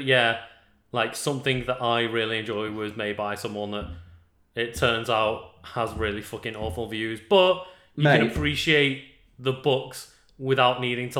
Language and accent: English; England, United Kingdom